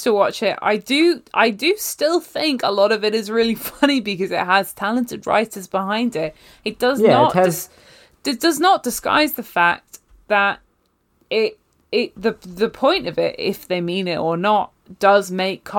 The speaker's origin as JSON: {"language": "English", "country": "United Kingdom", "said": "I'm also British"}